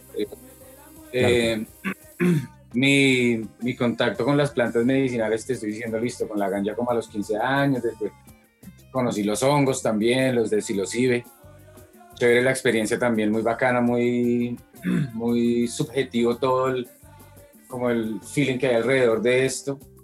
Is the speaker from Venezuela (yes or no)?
no; Bogotá, Colombia; yo soy de Bogotá. Ajá. Eh, nací en el 76 barrio normal de Bogotá